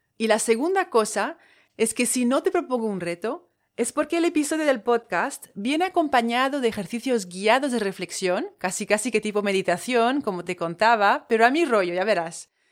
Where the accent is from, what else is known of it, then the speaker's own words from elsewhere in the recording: French Polynesia; Spanish is a second language; moved away; Soy de Tahití, de ahí el acento. Tahití está en Polinesia francesa